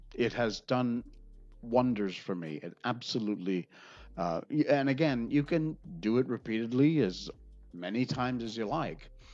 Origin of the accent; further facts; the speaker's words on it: Connecticut, United States; moved away; I grew up in Connecticut